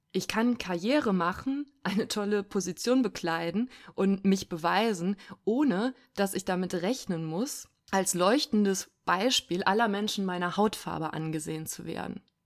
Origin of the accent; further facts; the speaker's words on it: Cologne-Bonn area, North Rhine-Westphalia, Germany; now in Berlin, Germany; ich komme aus dem Köln-Bonner Raum ursprünglich